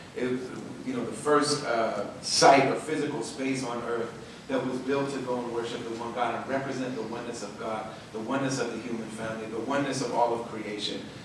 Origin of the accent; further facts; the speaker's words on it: Minneapolis, Minnesota, United States; I'm from Minneapolis